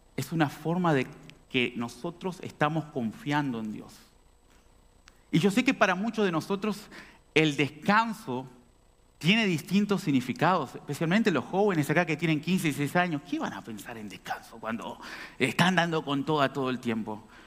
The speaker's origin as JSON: {"language": "Spanish", "region": "Artigas", "country": "Uruguay", "also_born_or_lived": "Montevideo", "moved": "yes", "lives_now": "Montenegro", "said": "cuando salí de Artigas a Montevideo. Yo soy artiguense, allá del, del norte."}